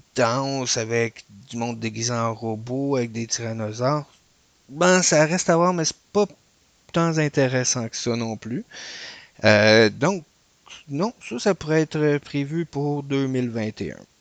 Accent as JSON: {"language": "French", "country": "Canada", "said": "Nous autres, on venait du Canada."}